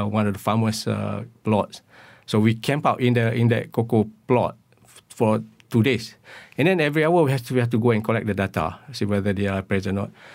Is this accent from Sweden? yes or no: no; Perlis, Malaysia; where I came from Perlis. And there were a lot of, uh, this, uh, our houses right in middle of Pennyfield